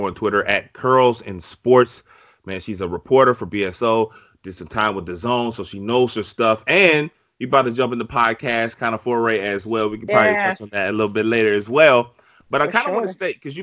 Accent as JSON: {"language": "English", "town": "Richmond", "region": "Virginia", "country": "United States", "tie": "born or raised there", "moved": "yes", "lives_now": "Washington, D.C., United States", "said": "I'm from Richmond, right? I live in, you know, D.C. outside of D.C."}